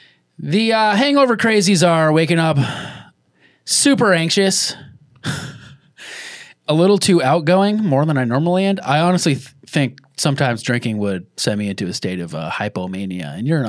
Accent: Boston, Massachusetts, United States; I'm from the Boston area

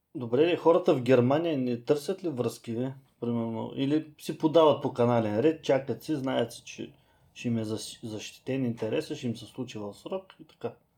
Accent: Bulgaria

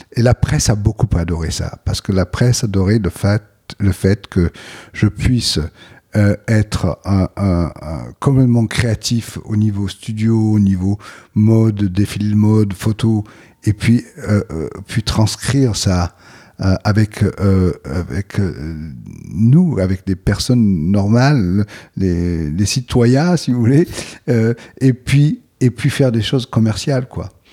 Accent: Aix-en-Provence, Provence-Alpes-Côte d'Azur, France; J'ai grandi à Aix-en-Provence

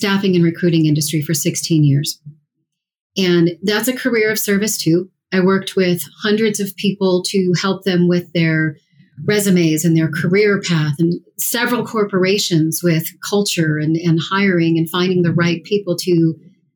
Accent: Colorado, United States; I grew up here in Colorado

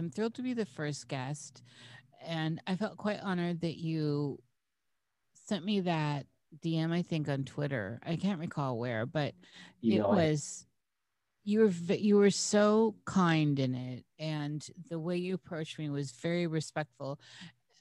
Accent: Iowa, United States; I was born in the United States, in Iowa

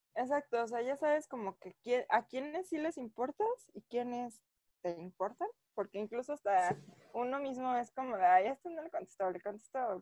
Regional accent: Mexico City, Mexico; mi acta de nacimiento dice Distrito Federal

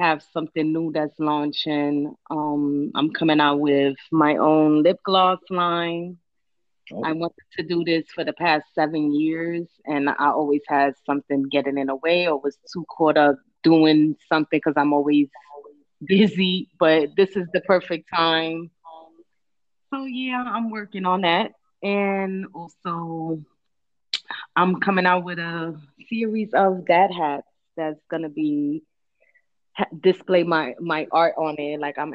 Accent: New York City, New York, United States; moved away as an adult; also born or lived in Brooklyn / Bronx; I was born in Brooklyn and I was raised in Harlem. I'm a Harlem chick.

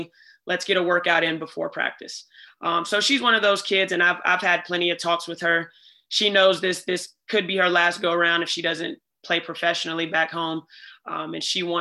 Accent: Atlanta, Georgia, United States; moved away; I grew up in Atlanta

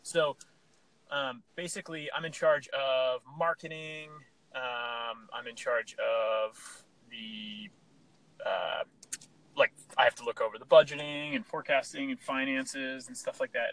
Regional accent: Pennsylvania, United States; I grew up, we grew up in Pennsylvania

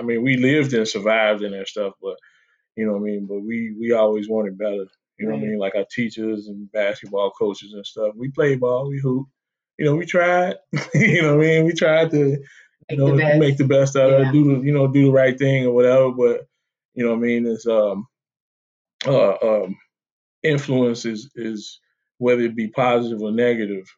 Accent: Chicago, Illinois, United States; I'm from Chicago. The west side of Chicago, the best side of Chicago. Grew up in a gang environment

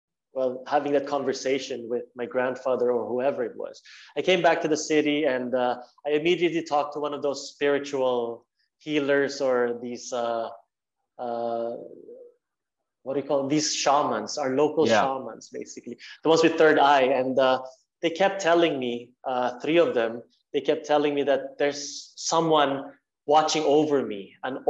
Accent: Norway; growing up in Norway

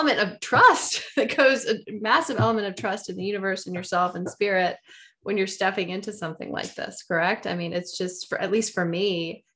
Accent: Deep South, United States; I'm from the Deep South

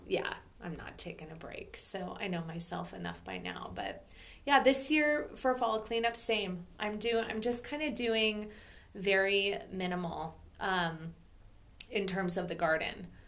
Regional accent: Oregon, United States; moved away; also born or lived in Maui; growing up in Oregon

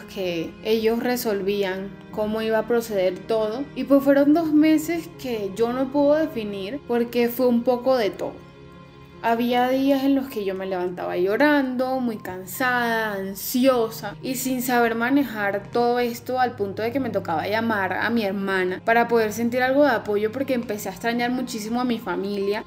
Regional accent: Colombia; moved away as an adult; now in Mexico; soy colombiana

